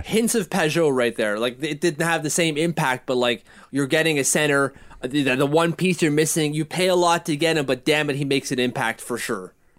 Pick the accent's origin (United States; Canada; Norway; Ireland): Canada; as a Canadian